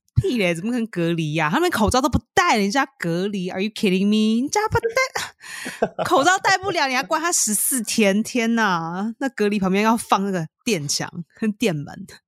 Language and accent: Chinese; Taiwan; 身为一个台湾人